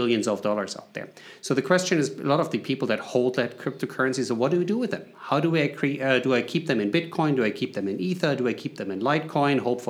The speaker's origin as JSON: {"language": "English", "country": "Germany", "second_language": "English", "moved": "as an adult", "lives_now": "United States", "said": "Based on the accent, you can figure it out. I'm coming from Germany originally, but I live in the U.S."}